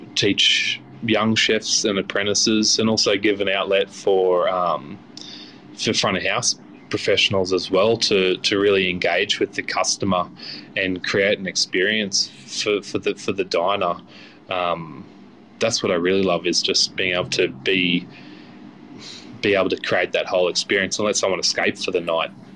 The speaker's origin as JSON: {"language": "English", "town": "Chinchilla", "region": "Queensland", "country": "Australia", "tie": "born or raised there", "said": "growing up in Chinchilla, um, being regional, it was a bit difficult to get chefs out there."}